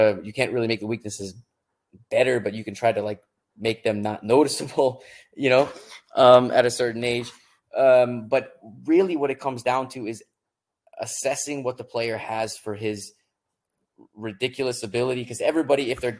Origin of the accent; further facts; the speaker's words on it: Florida, United States; moved away as an adult; also born or lived in Sweden; now in Germany; I grew up in Florida